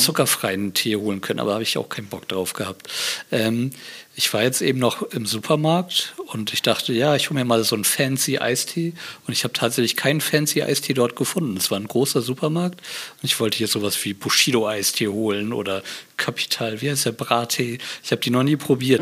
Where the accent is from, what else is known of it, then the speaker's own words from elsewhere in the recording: Bremerhaven, Bremen, Germany; now in Berlin, Germany; ich bin ja aus Bremerhaven